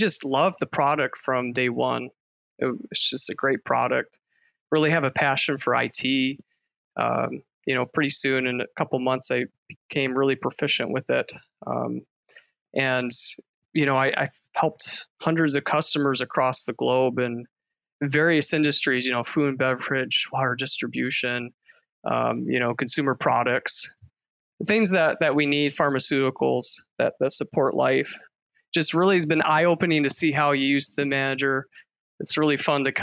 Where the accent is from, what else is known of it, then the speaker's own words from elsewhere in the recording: Michigan, United States; I grew up in Michigan on a farm.